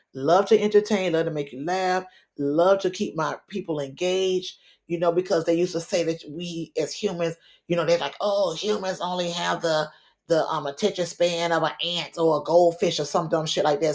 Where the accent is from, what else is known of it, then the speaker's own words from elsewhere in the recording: Miami, Florida, United States; it's my home team, my hometown